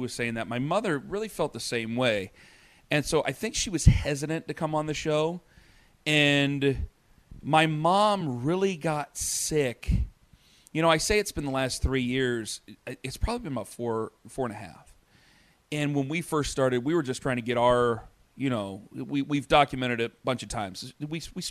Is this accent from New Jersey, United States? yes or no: no; Canton, Ohio, United States; now in Cleveland, United States; we're from Canton.